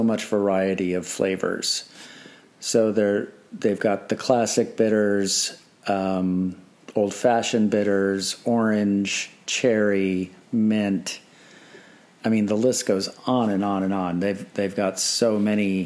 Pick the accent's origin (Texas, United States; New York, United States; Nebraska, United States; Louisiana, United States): New York, United States; Rochester; Fee Brothers is from my hometown